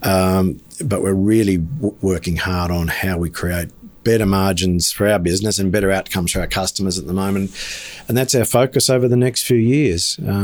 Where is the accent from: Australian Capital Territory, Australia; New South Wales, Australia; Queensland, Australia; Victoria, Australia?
Queensland, Australia; Toowoomba; I grew up in Toowoomba as a teenager